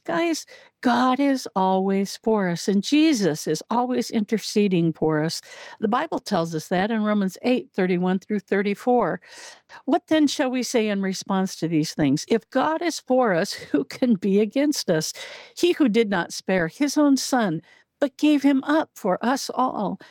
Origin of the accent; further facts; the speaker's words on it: Southern Oregon, United States; moved away as an adult; also born or lived in Illinois; I grew up in Southern Oregon, and we very seldom got snowfall